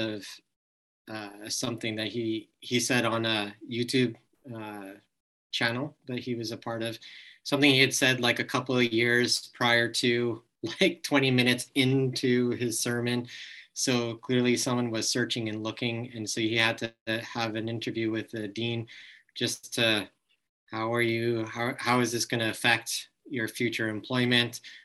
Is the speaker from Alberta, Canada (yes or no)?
yes; Alberta, Canada; now in Quebec, Canada; I'm from Alberta, like I probably carry some things with me, but now I live in Quebec